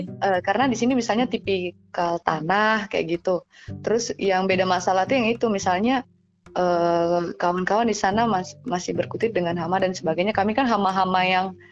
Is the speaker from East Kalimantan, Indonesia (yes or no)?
yes; Karang Tunggal, Tenggarong Seberang, East Kalimantan, Indonesia; moved away as an adult; also born or lived in Yogyakarta; tempat saya di Karang Karangtunggal